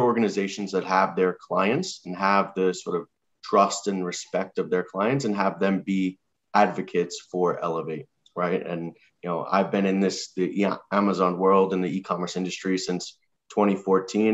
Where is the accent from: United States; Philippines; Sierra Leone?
United States; New York City, New York; moved away as an adult; also born or lived in Washington, District of Columbia, United States; now in Austin, United States; I was born and raised in New York City. I lived here for the first 18 years of my life